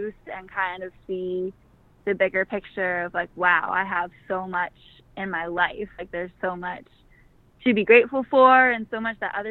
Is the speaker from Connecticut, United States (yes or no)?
no; Worcester, Massachusetts, United States; also born or lived in Mission Viejo, California; I was born out here in California, in Mission Viejo, but I grew up on the East Coast, kind of near Boston.